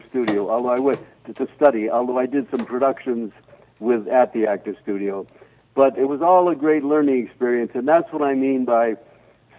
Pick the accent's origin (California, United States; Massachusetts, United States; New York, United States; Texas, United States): New York, United States; New York City; moved away as an adult; now in Lake Placid, United States; I'm a New York guy, too, New York City and all that.